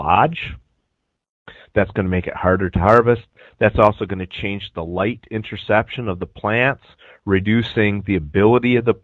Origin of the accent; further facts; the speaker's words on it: Michigan, United States; moved away as an adult; also born or lived in Arizona; now in Illinois, United States; I'm originally from Michigan